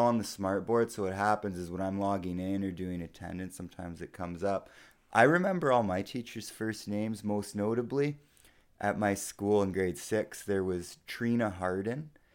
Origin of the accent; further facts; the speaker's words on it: Sault Ste. Marie, Ontario, Canada; moved away; We're both from Sault Ste. Marie. Uh, I haven't lived there in quite a while